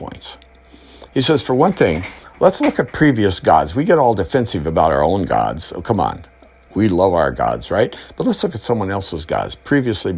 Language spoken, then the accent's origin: English; United States; I'm an American.